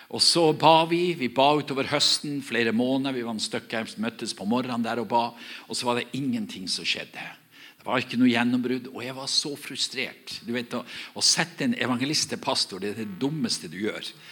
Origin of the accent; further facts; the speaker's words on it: Herøy, Nordland, Norway; Der jeg kommer ifra, så, jeg kommer ifra en, en, kommune som heter Herøy kommune.